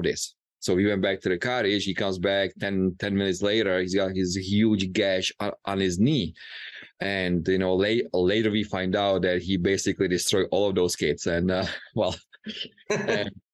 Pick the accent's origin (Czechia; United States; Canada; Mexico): Czechia; moved away; growing up in Czech Republic